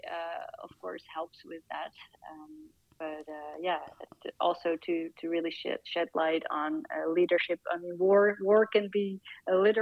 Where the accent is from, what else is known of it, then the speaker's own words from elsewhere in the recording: Netherlands; my home country of the Netherlands